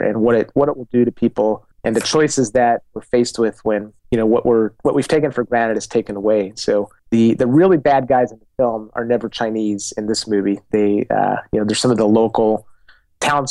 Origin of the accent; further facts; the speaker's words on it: Argentina; moved away; I grew up in Argentina, where, I lived during a period of hyperinflation down there